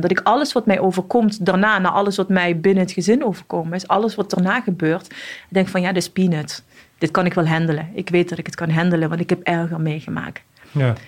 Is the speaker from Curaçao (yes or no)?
no; Morocco; also born or lived in Casablanca; now in Netherlands; ik ben opgegroeid in Marokko. opgevoed door mijn oma en tantes en ooms van mijn vader